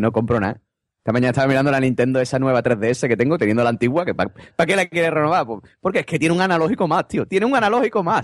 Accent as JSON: {"language": "Spanish", "region": "Andalusia", "country": "Spain", "said": "cómo somos los andaluces"}